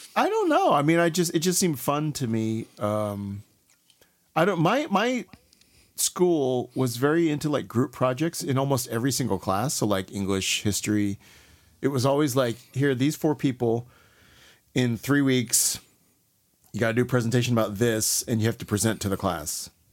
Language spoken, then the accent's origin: English; Houston, Texas, United States; also born or lived in Columbus, Mississippi / Raleigh, North Carolina; I'm from Texas